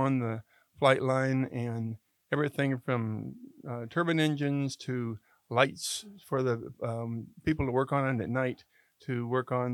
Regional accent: Jeffersonville, Indiana, United States; moved away as an adult; now in Rancho Cordova, United States; I grew up in Indiana, in Jeffersonville, Indiana

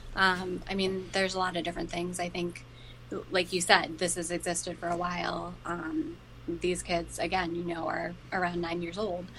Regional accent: Plymouth, Massachusetts, United States; my hometown

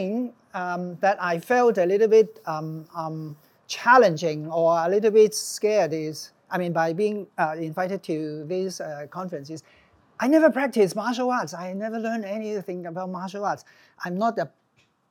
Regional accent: Hong Kong; growing up in Hong Kong

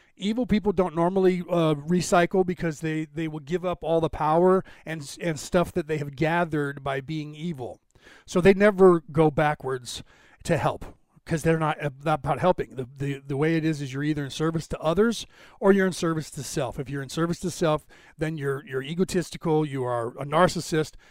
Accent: Ireland; I'm Irish

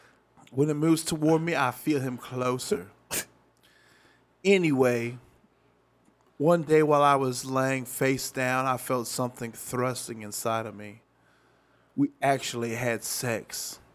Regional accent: Haiti; now in Miami, United States; About 3.5 years ago, I went to my hometown in Haiti, met this wonderful guy that I fell in love with.

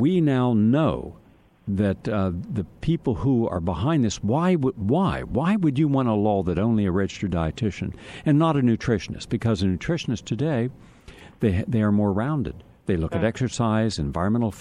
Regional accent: Parkersburg, West Virginia, United States; also born or lived in Steubenville, Ohio / Wheeling, West Virginia; now in Weirton, United States; I was born and raised in Parkersburg

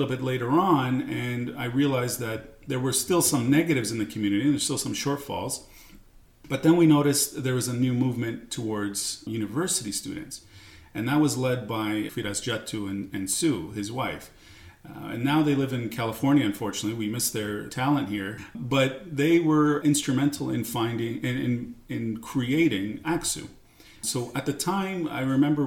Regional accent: Toronto, Ontario, Canada; also born or lived in Hasakah, Syria / Greece; we came to Canada

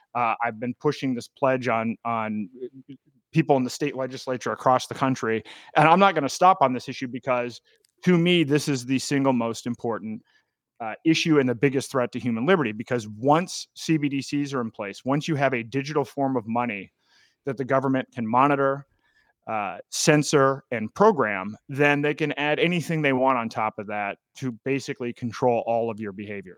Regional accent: New Hampshire, United States; my home state of New Hampshire

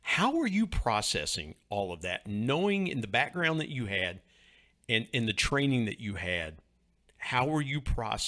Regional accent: Ohio, United States; I grew up in Southern Ohio.

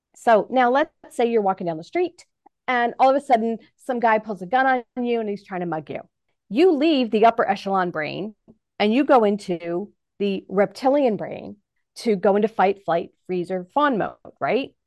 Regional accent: New York, United States; now in Manhattan, Kansas, United States; I'm originally from New York

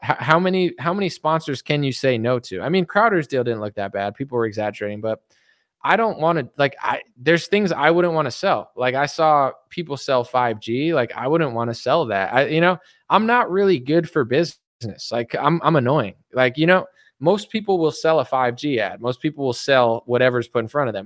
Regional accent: East Coast, United States; moved away; I'm from the East Coast.

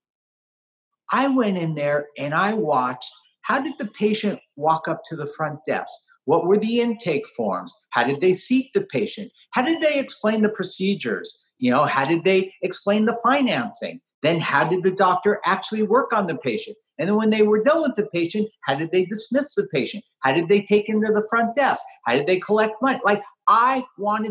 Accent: the Valley, California, United States; I grew up in the Valley

